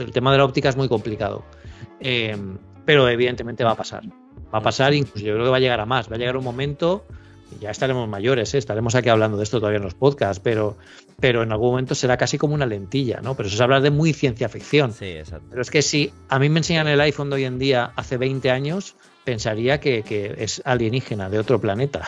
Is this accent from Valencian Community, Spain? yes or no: yes; Elche, Valencian Community, Spain; now in Barcelona, Spain; yo vivo en Barcelona, pero yo soy de Elche, en, en, Alicante, yo tengo la familia allí